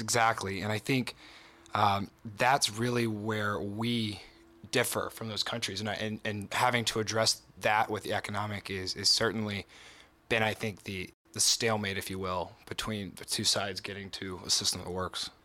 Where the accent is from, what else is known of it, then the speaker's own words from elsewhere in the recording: southwestern Virginia, United States; I'm from Appalachia, right? Down, down in southwestern Virginia